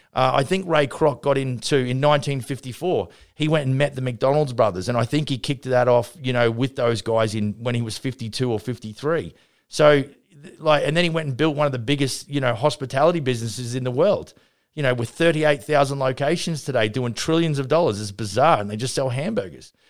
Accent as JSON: {"language": "English", "town": "Vernon", "region": "British Columbia", "country": "Canada", "tie": "born or raised there", "said": "my hometown here at Vernon"}